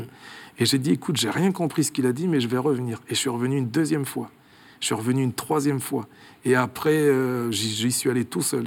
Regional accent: Clermont-Ferrand, Auvergne-Rhône-Alpes, France; born or raised there; moved away as an adult; now in Switzerland

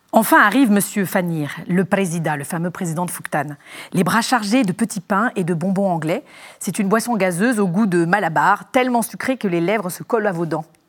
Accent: Légion d'honneur boarding school, Île-de-France, France; also born or lived in Dordogne; j'ai grandi à la Légion d'honneur dans, une pension de filles

